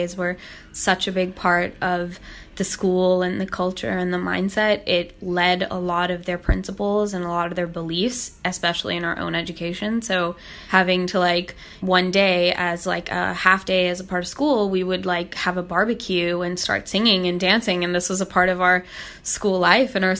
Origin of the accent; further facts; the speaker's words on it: Hong Kong; I was born and raised in Hong Kong